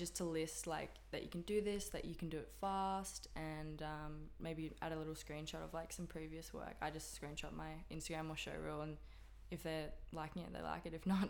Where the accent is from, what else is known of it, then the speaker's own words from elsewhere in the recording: Sunshine Coast, Queensland, Australia; also born or lived in Perth / Brisbane; I grew up on the Sunshine Coast. I actually do live there like still part time.